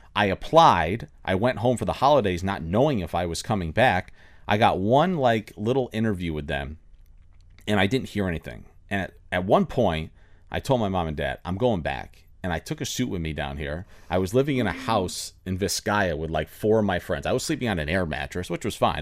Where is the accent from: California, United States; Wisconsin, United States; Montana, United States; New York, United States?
New York, United States; Finger Lakes; moved away as an adult; also born or lived in Orlando, Florida; now in Miami, United States; I grew up in New York. I grew up in farm country in the Finger Lakes outside of the Ithaca Cornell University area